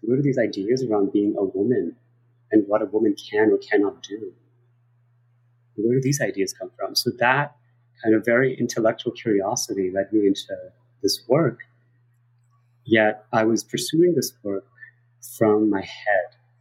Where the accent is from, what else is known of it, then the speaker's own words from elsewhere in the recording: New York City, New York, United States; also born or lived in South Korea; I grew up in New York City to give everybody a little bit of context of who I am and went to public schools in New York and went to college here